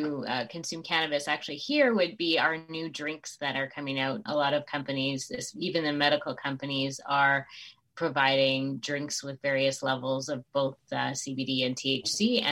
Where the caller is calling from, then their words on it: Winnipeg, Manitoba, Canada; I'm calling from Canada, right in the center in Winnipeg.